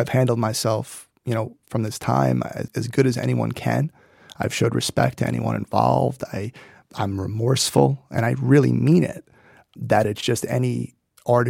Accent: New York City, New York, United States; I grew up in Brooklyn

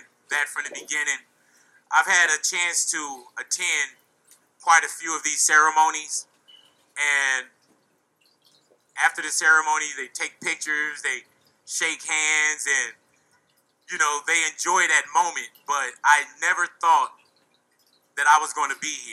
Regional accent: Los Angeles, California, United States; I'm from this turf. I'm from Los Angeles

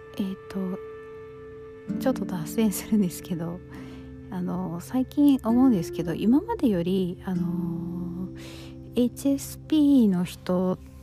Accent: United States; also born or lived in Japan; アメリカで育っ

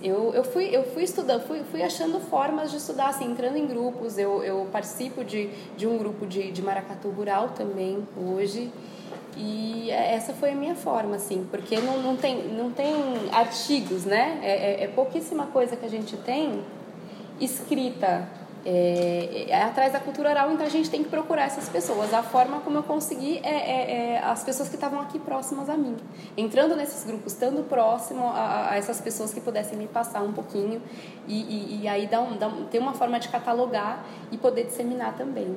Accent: Diadema, São Paulo, Brazil; eu nasci em Diadema, mas a minha família, minha família materna é quilombola, do quilombo de Caetito do Meio, no Vale do Jequitinhonha, em Minas Gerais

